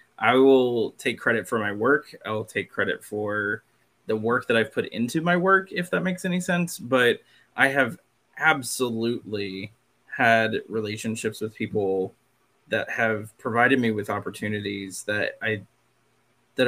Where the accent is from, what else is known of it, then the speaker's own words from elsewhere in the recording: Catawba Reservation, South Carolina, United States; I am Catawba and I grew up on the Catawba Reservation